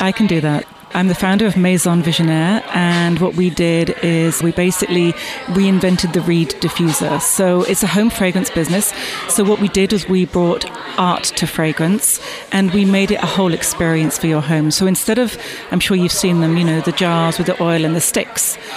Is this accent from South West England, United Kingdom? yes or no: yes; Bath, South West England, United Kingdom; also born or lived in London; now in New York, United States; I was born in, in, in Bath and grew up there, and then went to London as soon as I could